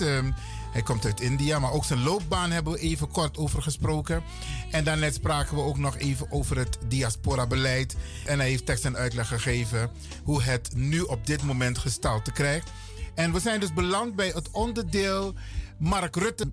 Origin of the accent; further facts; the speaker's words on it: Suriname; wij als Surinamers